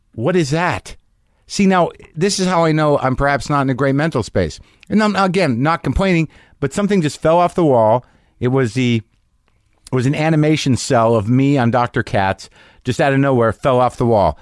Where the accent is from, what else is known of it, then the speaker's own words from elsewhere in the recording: New Mexico, United States; also born or lived in New Jersey / New York; now in Los Angeles, United States; I grew up in New Mexico, originally